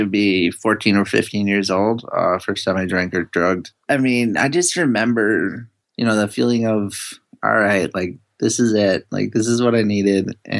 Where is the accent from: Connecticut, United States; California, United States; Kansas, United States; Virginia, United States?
Connecticut, United States; New Britain; also born or lived in Costa Rica; we grew up in New Britain, Connecticut, which is this little, they call it Little Poland. It's a huge place for immigrants from Eastern Europe. So I was brought up Russian Orthodox